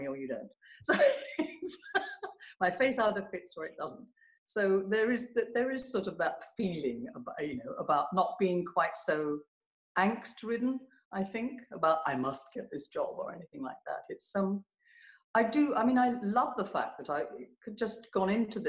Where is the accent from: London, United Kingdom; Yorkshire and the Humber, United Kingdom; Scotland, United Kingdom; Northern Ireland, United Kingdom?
London, United Kingdom